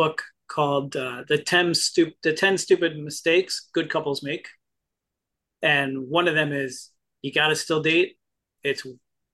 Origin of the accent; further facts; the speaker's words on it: New Jersey, United States; I'm from Jersey, but to me, I'm actually from the garden part of the state.